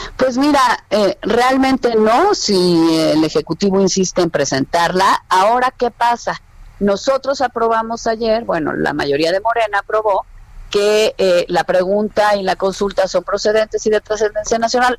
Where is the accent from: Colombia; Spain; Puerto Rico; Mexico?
Mexico; como mexicana